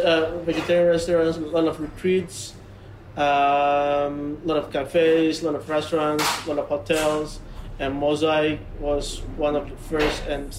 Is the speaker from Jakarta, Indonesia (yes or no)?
yes; Jakarta, Indonesia; moved away as an adult; also born or lived in New Zealand; now in Bali, Indonesia; I was born and raised in Jakarta, but I've been living here in Bali for almost 11 years. My parents are from Sumatra.